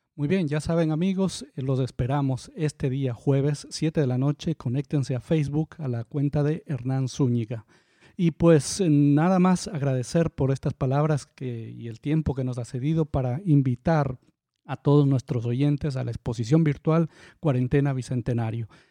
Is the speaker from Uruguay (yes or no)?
no; Ambato, Tungurahua, Ecuador; now in Guayaquil, Ecuador; yo nací aquí en Guayaquil. Pero me ah, crié, tuve un par de años, bueno, Escuela y colegio le dicen en la ciudad de Ambato